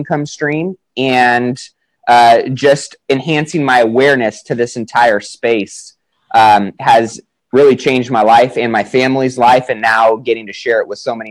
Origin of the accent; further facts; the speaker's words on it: Sacramento, California, United States; I'm from Sacramento, California, 29 years old